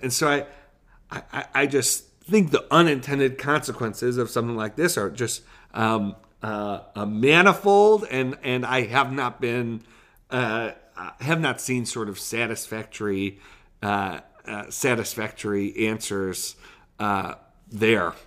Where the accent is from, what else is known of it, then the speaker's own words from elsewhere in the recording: Buffalo, New York, United States; We're from Buffalo.